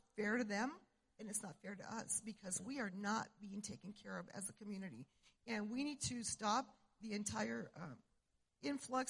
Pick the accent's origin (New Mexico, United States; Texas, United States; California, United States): New Mexico, United States; Cuba; I was born and raised in Cuba, New Mexico, up north